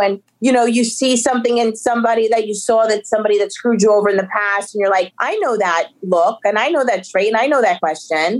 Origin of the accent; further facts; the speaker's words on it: Paterson, New Jersey, United States; we grew up in Patterson together